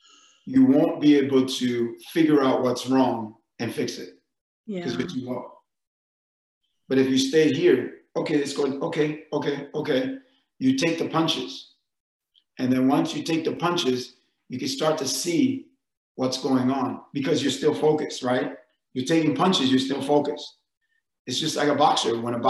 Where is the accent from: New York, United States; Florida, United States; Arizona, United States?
New York, United States; I mean, if you go and growing up in New York, we have fire hydrants.